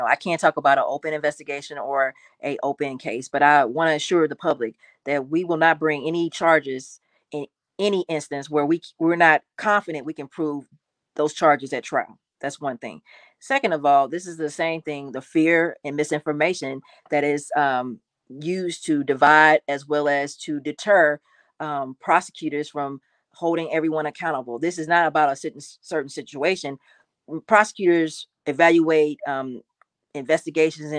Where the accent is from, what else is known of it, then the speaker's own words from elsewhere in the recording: St. Louis, Missouri, United States; I grew up in North City all my life